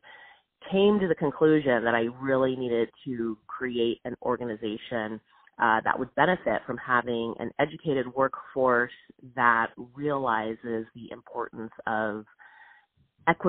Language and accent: English; Southern California, United States; I grew up in Southern California